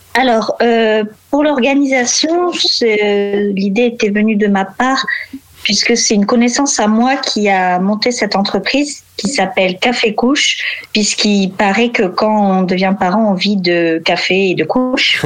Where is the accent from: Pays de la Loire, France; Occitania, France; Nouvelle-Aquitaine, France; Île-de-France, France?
Nouvelle-Aquitaine, France; Bordeaux; now in Marseille, France; j'ai 30 ans et je suis de Bordeaux